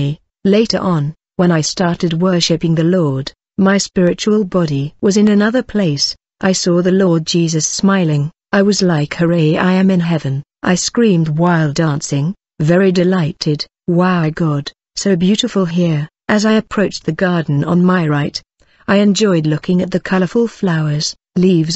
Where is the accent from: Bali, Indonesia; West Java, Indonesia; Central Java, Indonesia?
Central Java, Indonesia; Semarang; I was born in 1981 in Semarang